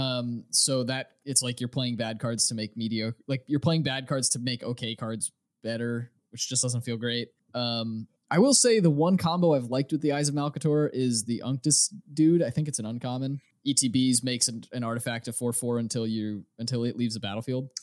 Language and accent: English; United States; I'm an American